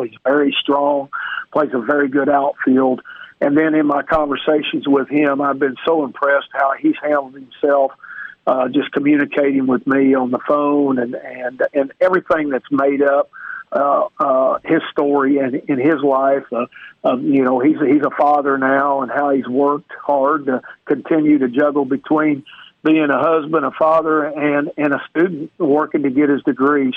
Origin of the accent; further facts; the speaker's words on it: Neosho, Missouri, United States; moved away; I'm from a little town called Neosho